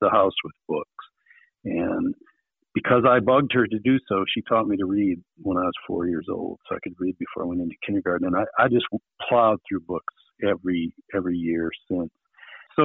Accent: Wisconsin, United States; I was born in Wisconsin, Rapids, Wisconsin. My dad was working at the paper mills at the time

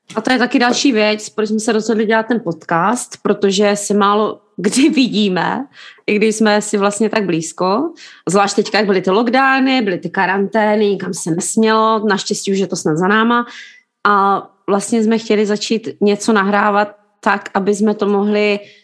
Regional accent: Jeseník, Olomouc Region, Czechia; now in London, United Kingdom; jsme v Londýně, ale pocházíme obě dvě z Jeseníku

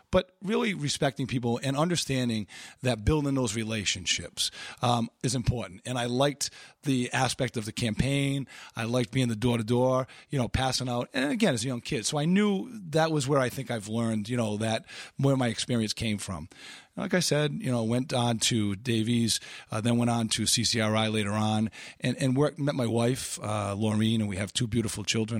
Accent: Pawtucket, Rhode Island, United States; born and raised in Pawtucket

